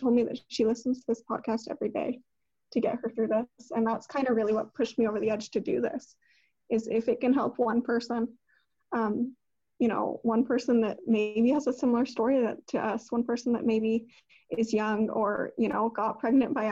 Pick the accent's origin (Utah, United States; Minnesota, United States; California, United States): Utah, United States; we're from Utah